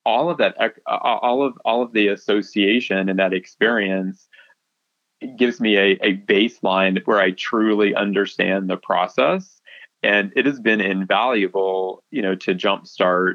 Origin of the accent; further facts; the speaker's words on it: Paris, Missouri, United States; moved away as an adult; also born or lived in Ocala, Florida / Gainesville, Florida / Fort Myers, Florida; now in Florida, United States; I grew up in a rural, small town